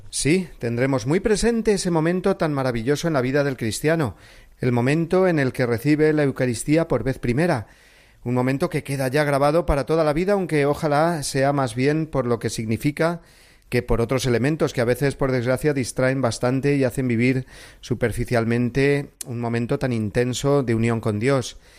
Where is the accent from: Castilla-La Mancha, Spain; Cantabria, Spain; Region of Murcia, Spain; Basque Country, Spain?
Castilla-La Mancha, Spain; Cuenca; el día de la patrona de mi ciudad natal de Cuenca, la Virgen de la Luz